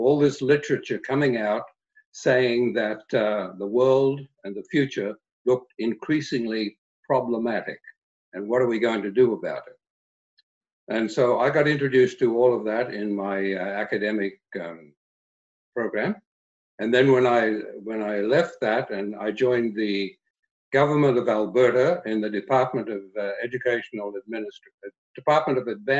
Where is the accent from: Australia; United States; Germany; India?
Australia; moved away as an adult; When I came from Australia as a teacher all those years ago